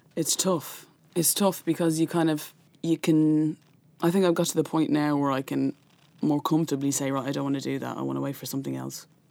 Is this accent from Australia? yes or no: no; Dublin, Leinster, Ireland; growing up in North Dublin in a household that was atheist.